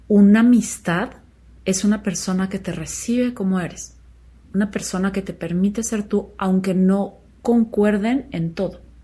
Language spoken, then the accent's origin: Spanish; Chihuahua, Mexico; moved away as an adult; yo nací en Chihuahua y crecí ahí hasta los 17 años más o menos